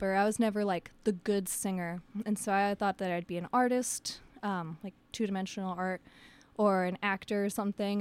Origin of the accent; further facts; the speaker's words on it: United States; I'm an American